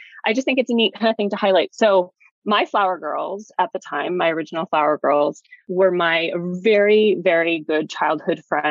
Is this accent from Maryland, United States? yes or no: no; Utah, United States; now in New York, United States; I was getting married in Utah, which is my home state.